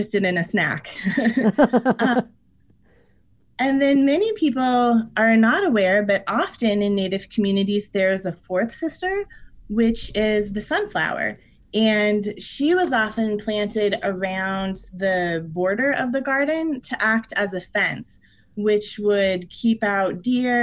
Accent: Iowa, United States; I'm from Iowa. There's corn all around me

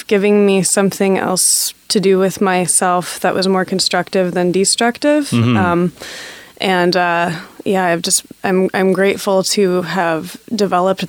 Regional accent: Grand Rapids, Michigan, United States; I grew up in Grand Rapids, Michigan, which is pretty conservative

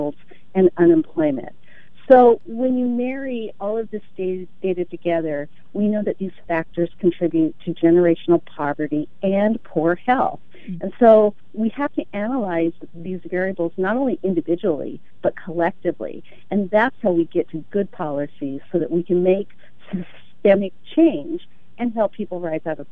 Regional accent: Gresham, Oregon, United States; I grew up in the Rockwood neighborhood of Gresham

